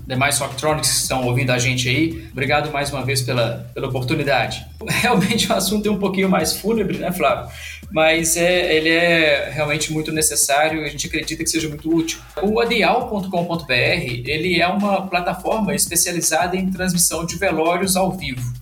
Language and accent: Portuguese; Minas Gerais, Brazil; nós que somos mineiros